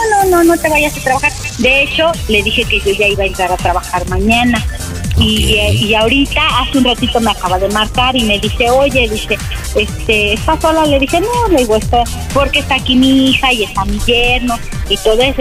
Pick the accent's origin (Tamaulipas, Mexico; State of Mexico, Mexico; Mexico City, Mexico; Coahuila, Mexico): Mexico City, Mexico; now in Tlaxcala, Mexico; yo soy de allá, de México. Bueno, yo nací en México, pero ya tiene muchos años que vivo aquí en, Tlaxcala